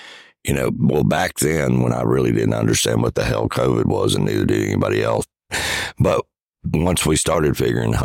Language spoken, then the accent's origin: English; United States; when I grew up in Holmes County.